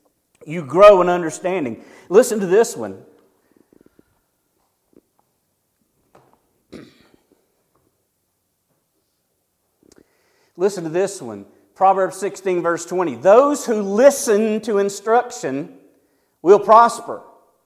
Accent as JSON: {"language": "English", "area": "near Sandy Springs", "region": "Georgia", "country": "United States", "tie": "born or raised there", "moved": "yes", "lives_now": "Ash Flat, United States", "said": "as a little kid, we had a McDonald's that was like 30 minutes away. It was in Sandy Springs"}